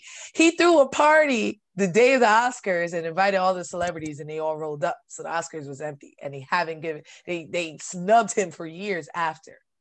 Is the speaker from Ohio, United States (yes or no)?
no; New York, United States; I'm from New York, and I grew up in one of those